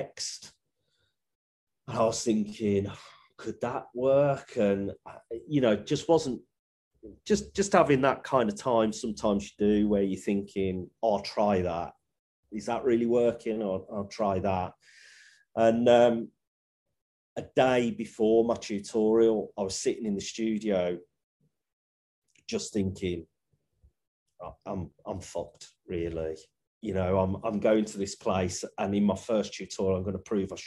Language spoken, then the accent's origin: English; Birmingham, West Midlands, United Kingdom; accent: Brummie